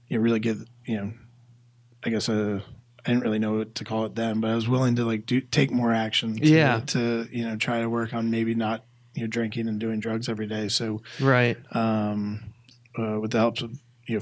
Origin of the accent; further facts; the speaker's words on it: Massachusetts, United States; moved away as an adult; now in Atlanta, United States; I came from Massachusetts and moved down here in my early 20s